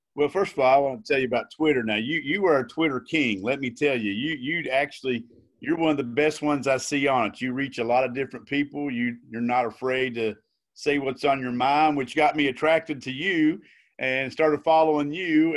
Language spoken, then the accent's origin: English; Logan County, West Virginia, United States; I, I grew up in Logan County, born and raised